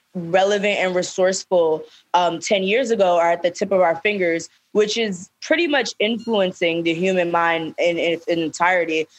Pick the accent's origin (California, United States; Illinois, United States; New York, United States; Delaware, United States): New York, United States; New York City; we're from Brooklyn